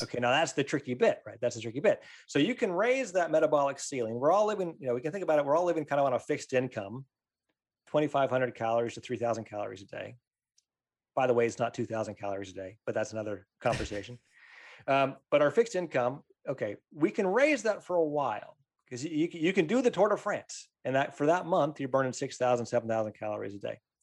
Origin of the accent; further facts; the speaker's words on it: Pennsylvania, United States; I grew up in Pennsylvania